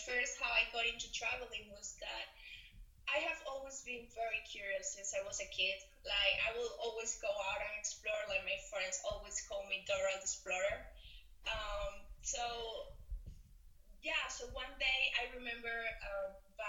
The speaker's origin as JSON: {"language": "English", "country": "Venezuela", "said": "I am from Venezuela"}